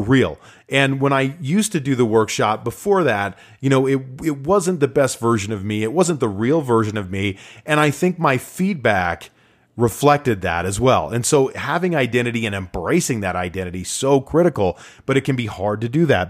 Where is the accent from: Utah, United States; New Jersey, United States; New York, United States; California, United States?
Utah, United States; live in my home state of Utah